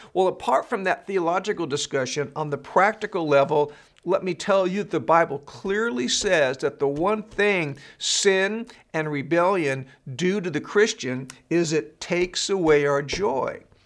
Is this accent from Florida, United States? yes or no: no; California, United States; I was born and raised in California